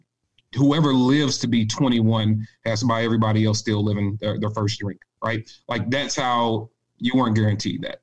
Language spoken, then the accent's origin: English; St. Louis, Missouri, United States; moved away as an adult; I'm from St. Louis, Missouri, born and raised